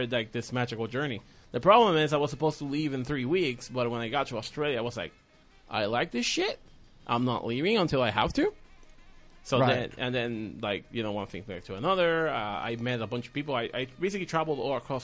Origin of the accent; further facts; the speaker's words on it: Puerto Rico; English is a second language; Puerto Rico